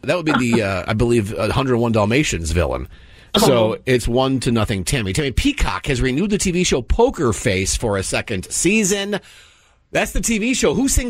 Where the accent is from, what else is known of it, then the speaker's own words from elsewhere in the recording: Burnsville, Minnesota, United States; Where I grew up in Burnsville, Minnesota, there was a Crystal Lake